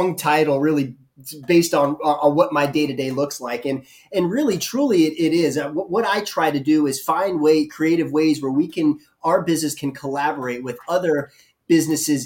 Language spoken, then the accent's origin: English; Jacksonville, Florida, United States; also born or lived in Pensacola / Boston / Atlanta; I grew up and was born and raised in Jacksonville